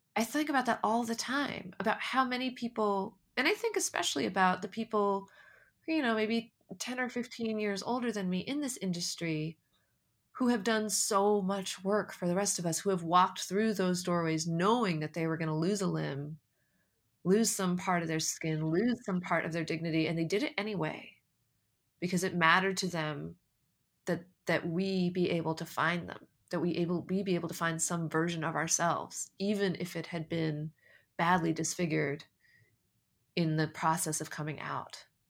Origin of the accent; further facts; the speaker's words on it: United States; I was born and raised in America